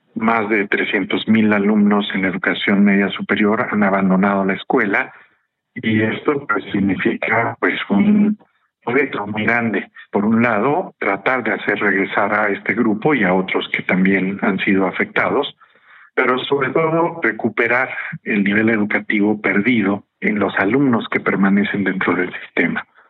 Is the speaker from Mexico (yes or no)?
yes; Mexico